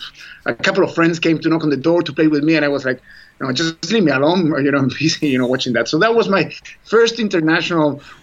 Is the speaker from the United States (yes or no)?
no; Chile; moved away as an adult; I was coming from Chile